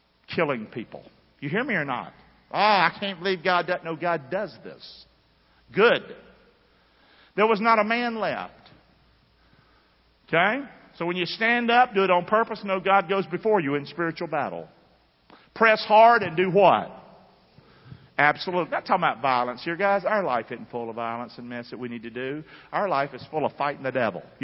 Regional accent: the South, United States; I grew up in the South

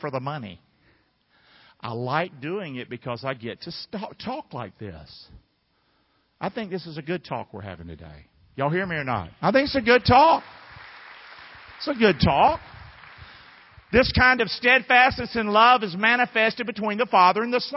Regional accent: North Carolina, United States; now in Rotonda, United States; I'm from North Carolina

